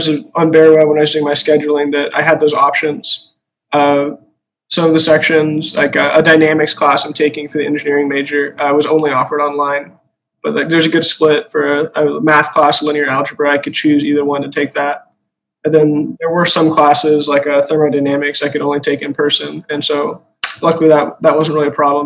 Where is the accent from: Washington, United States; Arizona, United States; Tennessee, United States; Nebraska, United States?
Washington, United States; Redmond; moved away as an adult; now in Waco, United States; I'm from Redmond, Washington, so kind of far out there.